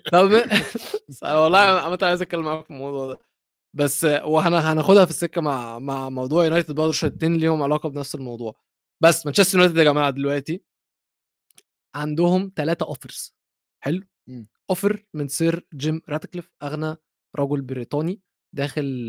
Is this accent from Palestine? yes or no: no; Egypt; انا مصري